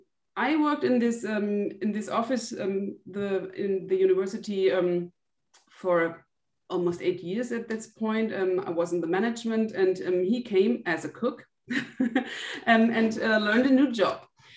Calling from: Brühl, North Rhine-Westphalia, Germany; I'm calling in from Brühl. It's a city near to Cologne in Germany.

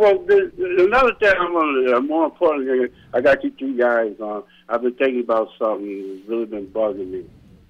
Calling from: Rochester, New York, United States; from Rochester.

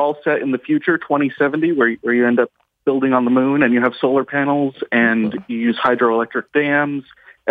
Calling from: Maine, United States; I am calling from Maine, United States.

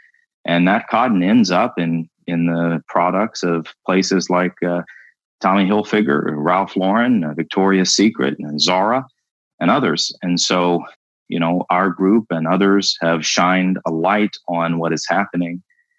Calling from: Berlin, Germany; Where I am right now, I'm joining you from Berlin.

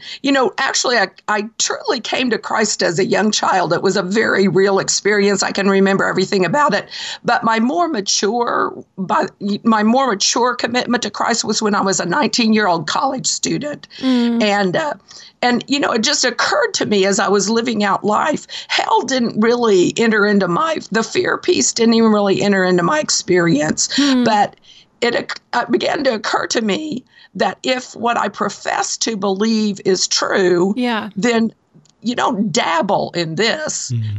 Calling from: Marion, Kentucky, United States; I'm calling you from Marion, Kentucky.

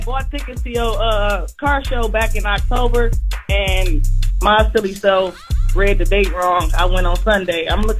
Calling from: Detroit, Michigan, United States; I came all the way from Detroit.

